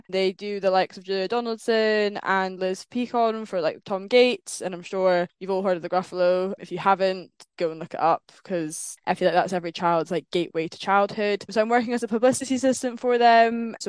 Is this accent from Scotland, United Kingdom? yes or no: yes; Scotland, United Kingdom; now in London, United Kingdom; Today I am recording from London, so that's where I'm now based, which is quite exciting. Sort of the big move down out of Scotland, miss it dearly. Glasgow pubs are a very different scene to the sophisticated London ones.